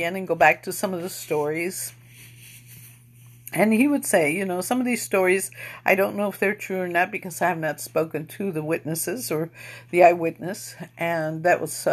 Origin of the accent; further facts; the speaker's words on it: East Chicago, Indiana, United States; we're from East Chicago, Indiana, which is the west side of, northwest side